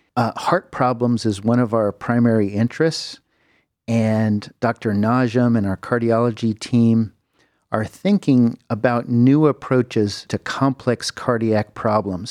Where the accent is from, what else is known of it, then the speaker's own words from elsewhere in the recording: Southern California, United States; moved away as an adult; also born or lived in San Francisco, United States / Houston, Texas, United States; now in Cleveland, United States; I grew up in Southern California